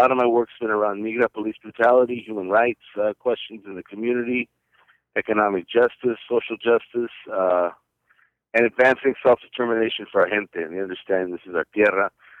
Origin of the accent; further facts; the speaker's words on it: San Diego, California, United States; I'm from San Diego, Califas, of course, born and raised.